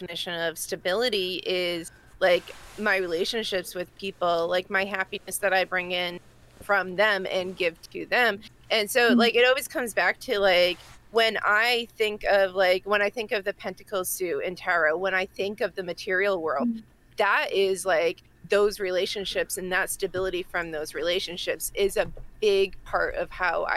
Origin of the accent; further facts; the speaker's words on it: Massachusetts, United States; accent: Massachusetts; That's my Massachusetts accent coming out